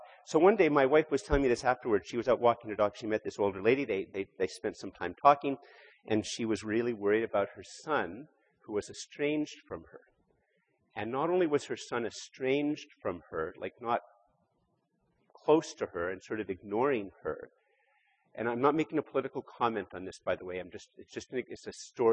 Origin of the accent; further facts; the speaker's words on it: Canada; I'm born here in Canada.